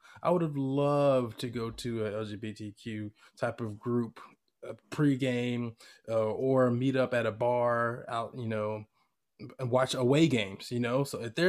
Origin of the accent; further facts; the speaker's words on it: California, United States; representing my hometown soccer team out here in the East Bay of California.